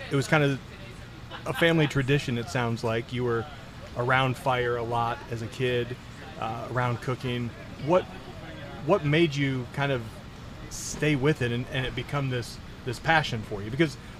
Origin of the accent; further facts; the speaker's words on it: Flint, Michigan, United States; moved away; I'm originally from Flint.